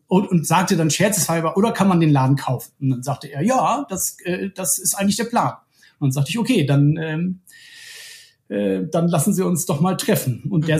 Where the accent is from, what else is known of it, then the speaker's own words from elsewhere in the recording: Bremen, Germany; moved away as an adult; also born or lived in Ruhr area; now in Hamburg, Germany; ich komme ursprünglich aus Bremen